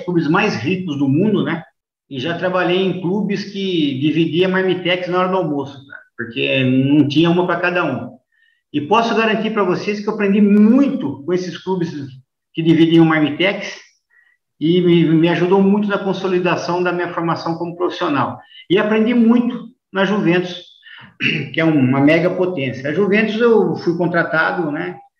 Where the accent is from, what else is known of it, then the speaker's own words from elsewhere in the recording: Americana, São Paulo, Brazil; Eu passei por clubes menores em São Paulo, como o Rio Branco da Americana, que é minha cidade natal